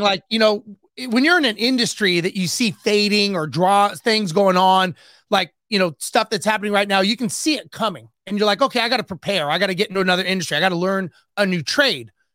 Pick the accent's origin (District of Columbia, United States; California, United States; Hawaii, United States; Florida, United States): California, United States; Los Angeles; I grew up, born and raised in Los Angeles